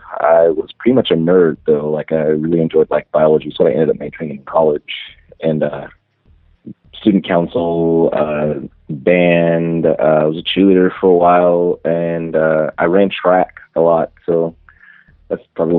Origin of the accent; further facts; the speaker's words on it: Dallas, Texas, United States; also born or lived in Detroit, Michigan / Europe; born in Detroit. I was raised in Dallas, Texas.